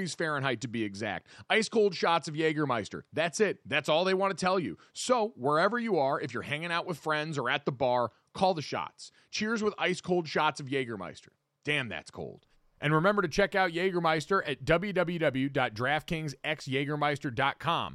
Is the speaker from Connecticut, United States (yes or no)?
yes; Avon, Connecticut, United States; also born or lived in West Hartford, Connecticut; I grew up in Avon and then went to high school in West Hartford